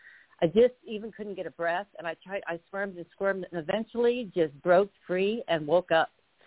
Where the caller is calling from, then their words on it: Arizona, United States; from Arizona, by the way.